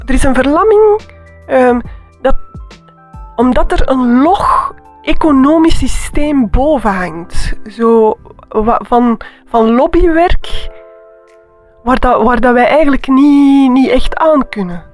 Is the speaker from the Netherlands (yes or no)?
no; Antwerp, Flanders, Belgium; moved away; also born or lived in Bruges; als kind, dat was in Antwerpen.